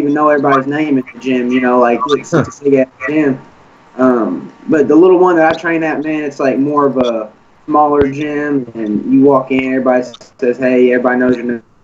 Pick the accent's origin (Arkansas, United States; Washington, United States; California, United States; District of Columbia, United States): Arkansas, United States; Cabot; now in Searcy, United States; I'm from Cabot, Arkansas